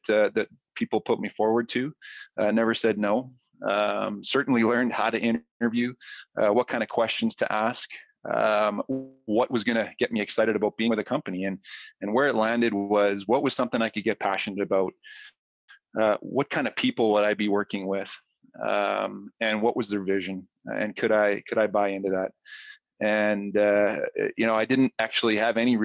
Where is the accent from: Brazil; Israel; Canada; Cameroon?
Canada; Edmonton, Alberta; moved away as an adult; now in Calgary, Canada; I'm from Edmonton, a U of A grad. Moved to Calgary after graduating